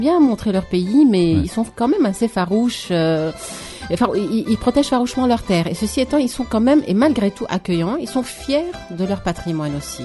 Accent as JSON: {"language": "French", "country": "Lebanon", "said": "chez nous au Liban"}